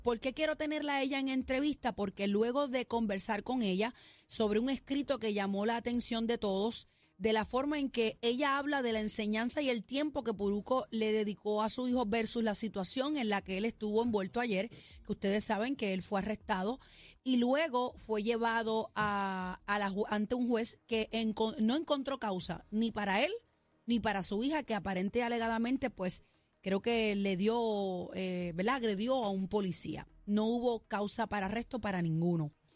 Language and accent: Spanish; Puerto Rico; nacimos en Country Club